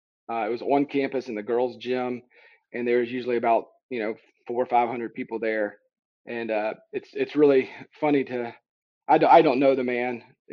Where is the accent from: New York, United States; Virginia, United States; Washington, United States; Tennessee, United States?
Tennessee, United States; I'm originally from Tennessee.